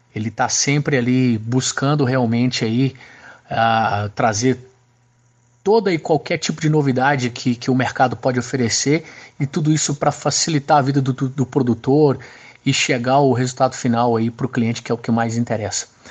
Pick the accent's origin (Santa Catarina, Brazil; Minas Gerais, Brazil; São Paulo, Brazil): Minas Gerais, Brazil; sou de Minas Gerais